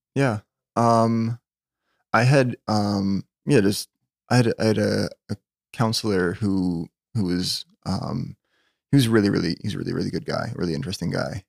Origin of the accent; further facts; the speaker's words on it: Winnipeg, Manitoba, Canada; I was born in Winnipeg, Victoria General Hospital. Um, yeah, n-, never really saw fit to move away, I guess